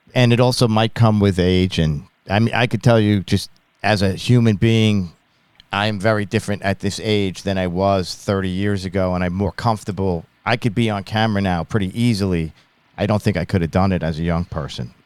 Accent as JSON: {"language": "English", "area": "Long Island", "region": "New York", "country": "United States", "also_born_or_lived": "Ithaca, New York", "said": "I'm from Long Island, New York"}